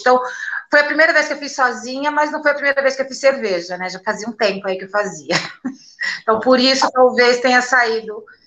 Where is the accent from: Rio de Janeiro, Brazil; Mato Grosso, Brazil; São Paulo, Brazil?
São Paulo, Brazil; Sou da periferia aqui de São Paulo mesmo